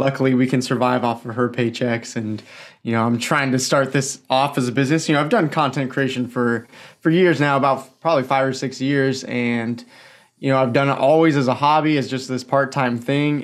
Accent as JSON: {"language": "English", "area": "the Northwest, near Portland", "region": "Pacific Northwest", "country": "United States", "tie": "born or raised there", "said": "Born and raised in the Northwest"}